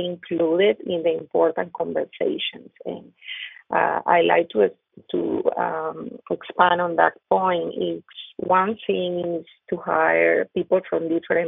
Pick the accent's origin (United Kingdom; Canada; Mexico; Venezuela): Venezuela; first language Spanish; English is a second language; moved away as an adult; now in Kentucky, United States; I grew up in Venezuela, just with the same people, you know, we look the same, we speak the same